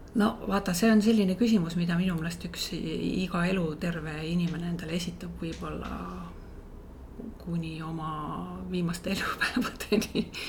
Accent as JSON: {"language": "Estonian", "town": "Võsu", "region": "Lääne-Viru County", "country": "Estonia", "tie": "born or raised there", "said": "minu lapsepõlv möödus Võsul"}